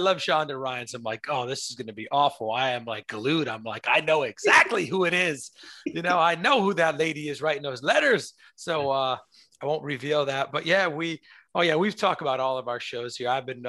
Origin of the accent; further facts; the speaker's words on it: New York, United States; I'm New York. A lot of people think I'm from New Jersey, but go ahead, DJ.